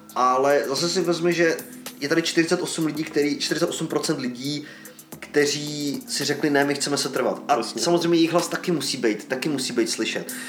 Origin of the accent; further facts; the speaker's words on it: Czechia; now in United Kingdom; u nás v České republice